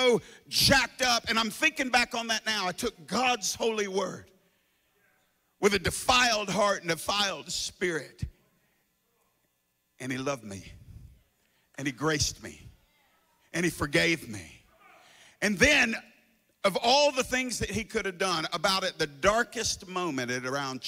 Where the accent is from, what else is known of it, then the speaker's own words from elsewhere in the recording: the South, United States; I'm from the South, ain't I? Everybody in the South is saved.